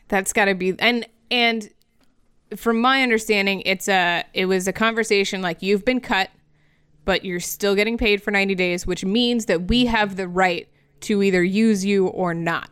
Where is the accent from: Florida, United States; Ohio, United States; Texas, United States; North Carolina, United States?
Florida, United States; my home state that makes very questionable decisions on the regular basis